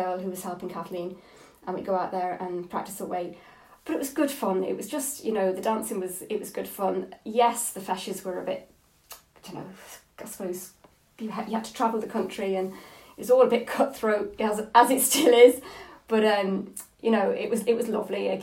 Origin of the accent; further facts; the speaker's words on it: Coventry, West Midlands, United Kingdom; accent: English; moved away as an adult; also born or lived in Dundalk, Ireland; now in County Armagh, United Kingdom; I was born in Coventry, born and reared in Coventry, two Irish parents